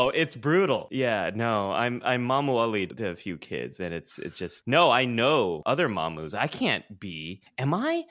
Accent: San Jose, California, United States; I am born and raised in California, Northern California, to be specific.

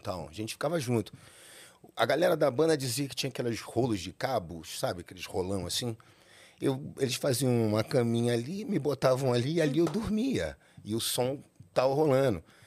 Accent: Rio de Janeiro, Brazil; now in São Paulo, Brazil; Eu nasci no Rio de Janeiro, no hospital de Botafogo

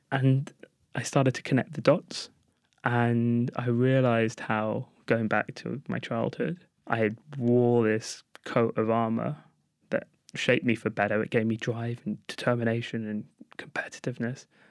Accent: London, United Kingdom; Growing up in Golders Green

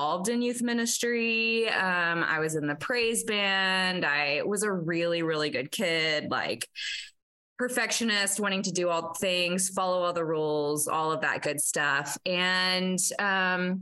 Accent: East Texas, United States; moved away as an adult; also born or lived in Western Kansas / Eastern Kansas / Nebraska; I grew up in East Texas, and I was born Methodist

